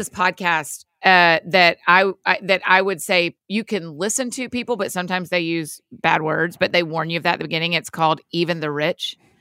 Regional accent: Georgia, United States; I'm from Georgia

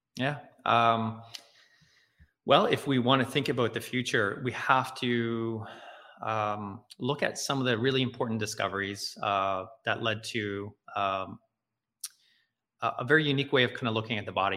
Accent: Nova Scotia, Canada; I'm living in, in growing up in Nova Scotia

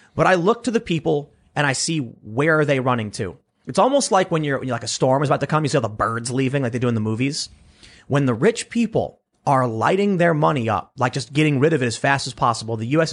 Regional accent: United States; I'm from America

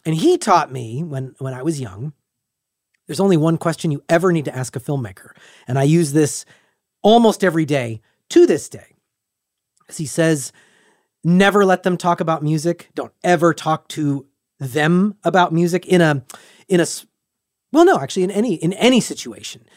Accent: United States; as an American

